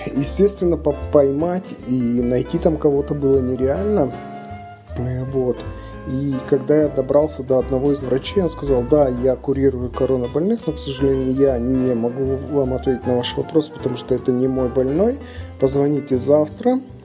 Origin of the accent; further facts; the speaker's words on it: Tyumen, Tyumen Oblast, Russia; moved away; в тех местах, где откуда я родом